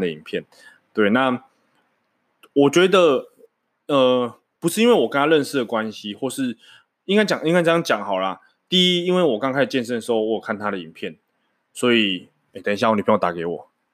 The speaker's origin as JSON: {"language": "Chinese", "region": "Changhua County", "country": "Taiwan", "tie": "born or raised there", "moved": "as an adult", "lives_now": "Banqiao, Taiwan", "said": "大家知道我彰化人嘛，所以我就是从小在彰化长大"}